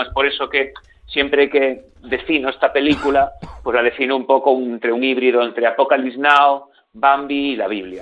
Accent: Galicia, Spain; yo soy, como se me nota, soy gallego, aquí en la televisión de Galicia

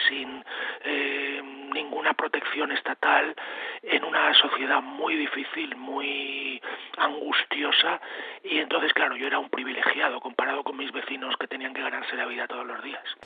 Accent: Spain; also born or lived in Pennsylvania, United States; yo cuando era niño, evidentemente en la España de los años 60

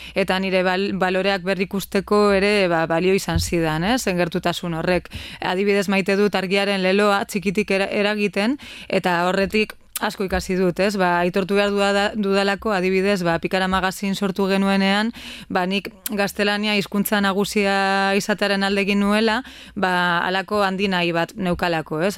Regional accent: Bilbao, Basque Country, Spain; kasetari bilbotarra naiz

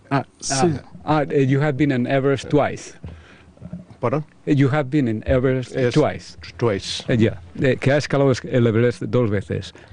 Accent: Basque Country, Spain; Ya, que de los mejores eh, somos nosotros, los vascos, porque sois como la familia para mí.

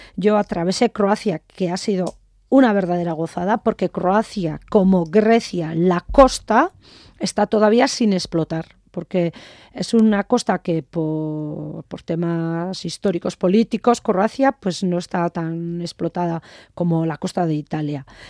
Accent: Azpeitia, Basque Country, Spain; also born or lived in Jaca; yo soy de, de Euskadi

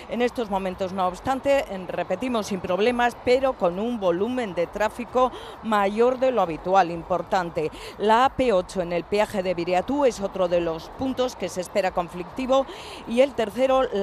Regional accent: Errenteria, Basque Country, Spain; Somos de Rentería y hemos ido a Alicante a un festival.

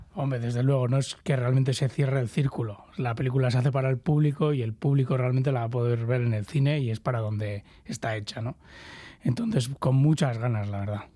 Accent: Basque Country, Spain; somos los, los vascos ¿no? y vascas, que nos gusta, somos mendizales

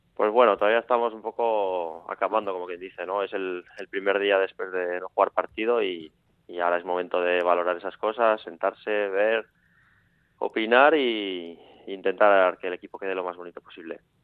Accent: Villava, Navarre, Spain; los que somos de Villava de toda la vida

